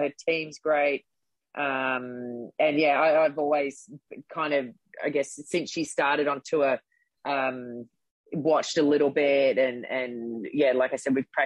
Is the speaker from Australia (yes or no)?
yes; Gold Coast, Queensland, Australia; also born or lived in Brisbane / Adelaide; I was born in Brisbane. When I was young, we moved to Adelaide for 5 years, and that's actually where I started playing tennis. And when I was about 8 or 9, we moved back to the Gold Coast.